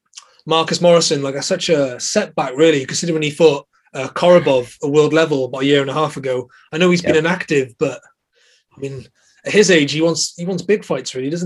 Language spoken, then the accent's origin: English; Welsh, Wales, United Kingdom; You know, we are supposed to sit on the fence, but we are both Welsh and we are rooting for our man Liam Williams.